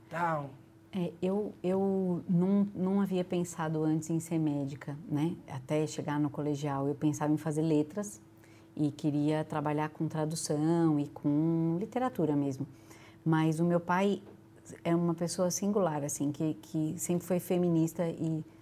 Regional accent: São Paulo, Brazil; Eu sou de São Paulo, de apartamento, então, assim, é, eu ficava o dia inteiro na escola

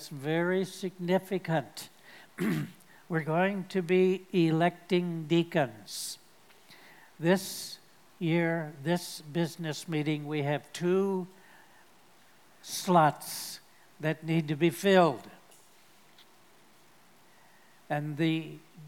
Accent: United States; I'm speaking as an American

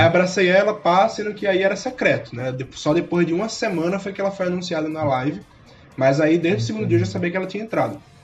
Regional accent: Pernambuco, Brazil; accent: Pernambuco; moved away as an adult; now in São Paulo, Brazil; principalmente o sotaque de Pernambuco, o Nordeste em si, não tem como esconder

